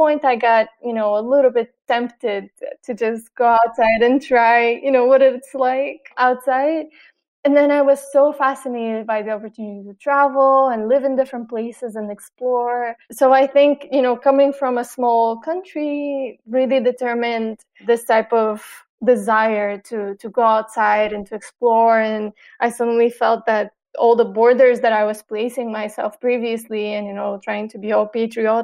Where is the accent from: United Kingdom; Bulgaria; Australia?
Bulgaria; Sofia, Sofia City; also born or lived in New York; now in Sofia, Bulgaria; I was born here in Sofia, which is the capital. So for a long time for me, this was the biggest city that I knew.